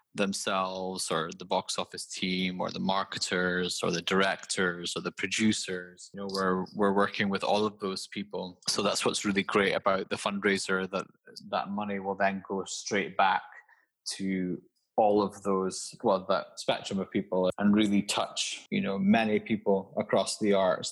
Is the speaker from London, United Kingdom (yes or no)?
no; Aberdeen, Scotland, United Kingdom; I'm actually Scottish